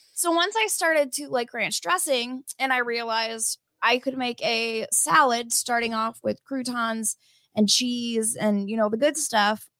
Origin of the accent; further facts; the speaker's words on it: Midwest, United States; we're from the Midwest